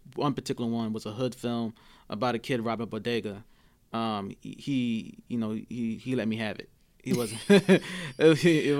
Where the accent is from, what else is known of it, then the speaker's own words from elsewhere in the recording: New York City, New York, United States; also born or lived in Gordon Heights, Long Island, New York; I grew up in hood. I grew up in Coney Island, and I grew up in Gordon Heights and Long Island. Two hoods, one urban, one suburban.